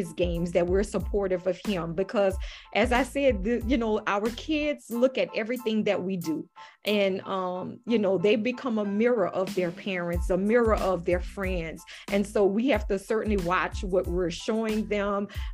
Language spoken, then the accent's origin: English; Louisiana, United States; I'm from Louisiana